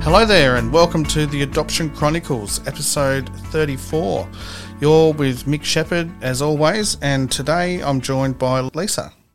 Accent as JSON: {"language": "English", "town": "Gosford", "region": "New South Wales", "country": "Australia", "said": "I'm from Gosford myself"}